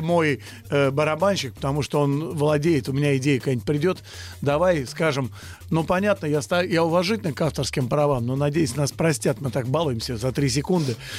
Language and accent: Russian; Russia; мы русские люди